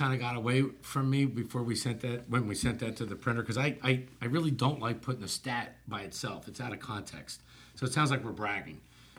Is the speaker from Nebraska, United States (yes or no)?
no; New Jersey, United States; now in Miami, United States; I grew up in New Jersey